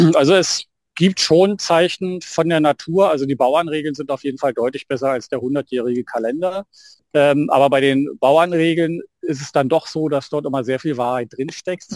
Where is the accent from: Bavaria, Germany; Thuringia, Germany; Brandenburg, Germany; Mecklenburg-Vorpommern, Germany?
Brandenburg, Germany; bei uns in Brandenburg